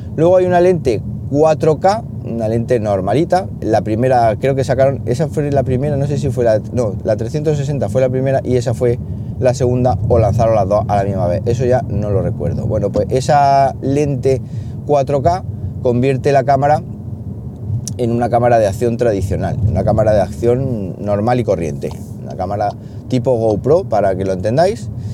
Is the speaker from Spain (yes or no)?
yes; Siles, Andalusia, Spain; mi pueblo Siles Jaén, que es un pueblo que está, bueno, muy, muy bien. ¿Qué os voy a decir yo si, si soy de allí